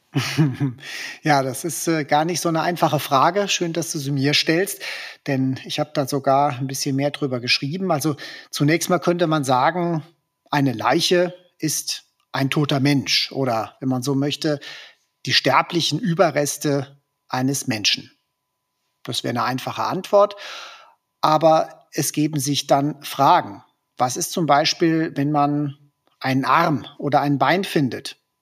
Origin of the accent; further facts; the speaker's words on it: Hesse, Germany; In Hessen, wo ich herkomme und wo ich praktiziere